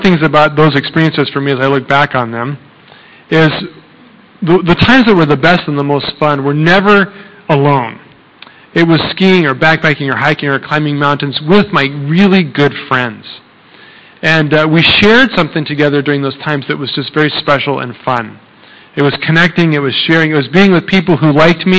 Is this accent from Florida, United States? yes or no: no; Colorado, United States; now in Thailand; I'm from Colorado.